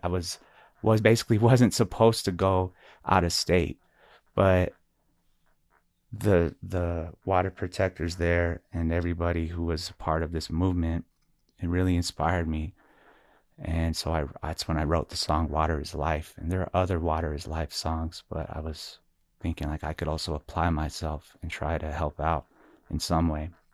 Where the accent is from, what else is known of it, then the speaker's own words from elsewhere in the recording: Albuquerque, New Mexico, United States; also born or lived in Shiprock, New Mexico / Navajo Nation; I was originally born and raised here in Albuquerque, New Mexico, and also raised in the, uh, reservation area of Shiprock, New Mexico, plus a lot of areas in between